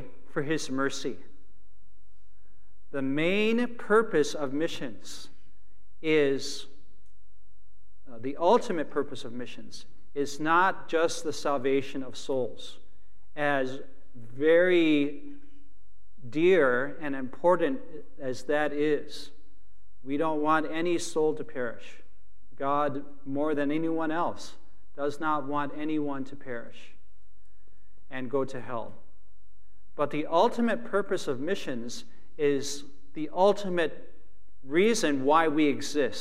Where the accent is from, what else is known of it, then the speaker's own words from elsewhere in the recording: Chicago, Illinois, United States; also born or lived in Philippines; I was actually born and raised in Chicago